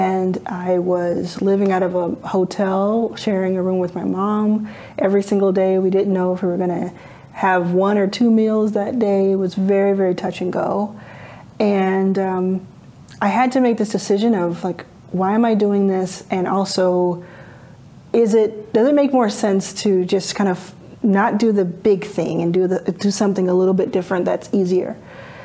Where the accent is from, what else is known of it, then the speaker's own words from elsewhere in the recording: Dallas, Texas, United States; moved away; also born or lived in Jackson, Mississippi; I grew up in Dallas, Texas.